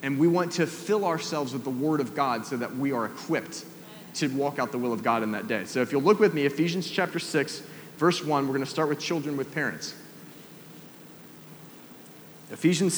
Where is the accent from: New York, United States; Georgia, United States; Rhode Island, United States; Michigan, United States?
Georgia, United States; Atlanta; moved away; I grew up in Atlanta, down in the South